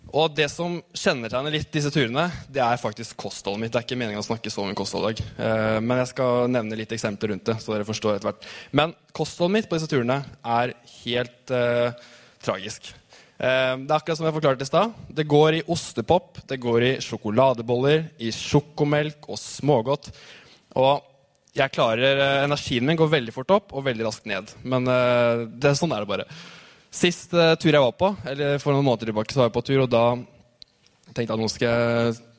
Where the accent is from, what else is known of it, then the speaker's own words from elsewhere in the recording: Tønsberg, Vestfold, Norway; Jeg har vokst opp Tøns i Tønsberg.